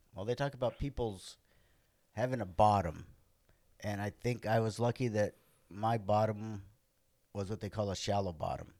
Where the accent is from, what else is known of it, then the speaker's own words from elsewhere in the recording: Los Angeles, California, United States; also born or lived in Santa Monica, California; now in Orange County, United States; I grew up in Venice, California, till I was 14.